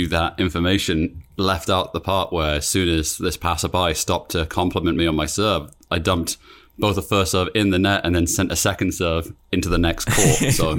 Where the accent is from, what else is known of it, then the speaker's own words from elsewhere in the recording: United Kingdom; I must admit, so I grew up in Britain.